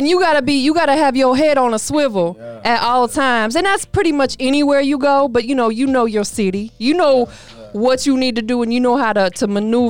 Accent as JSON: {"language": "English", "town": "Tampa", "region": "Florida", "country": "United States", "tie": "born or raised there", "also_born_or_lived": "Clearwater, Florida", "said": "that's my hometown area as well. I was born in Tampa, grew up in there, but I graduated from Clearwater, moved back to Tampa, you know, kind of moved around and everything like that."}